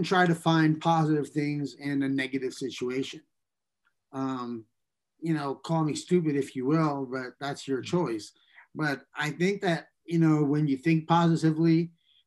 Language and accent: English; New York, United States; growing up in New York